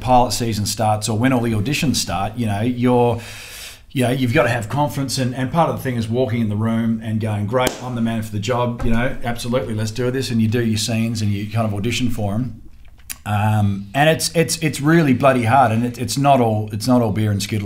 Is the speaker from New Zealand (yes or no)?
no; Australia; as an Aussie